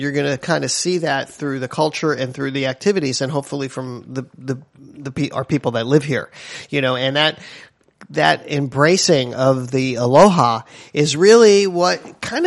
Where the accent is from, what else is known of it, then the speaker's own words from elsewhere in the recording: East Coast, United States; moved away as an adult; now in Hawaii, United States; when I moved here, everybody knows I'm from the East Coast